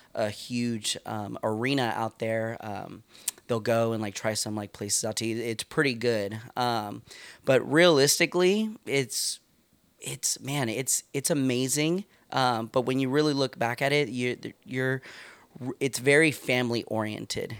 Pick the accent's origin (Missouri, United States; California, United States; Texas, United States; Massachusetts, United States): California, United States; Stockton; moved away as an adult; now in Santa Rosa, United States; I grew up in East Side Stockton